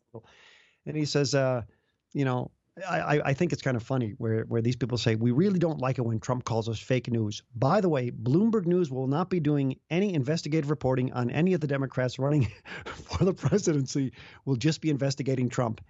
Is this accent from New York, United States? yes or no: no; Chicago, Illinois, United States; now in Iowa, United States; I grew up in the Chicago area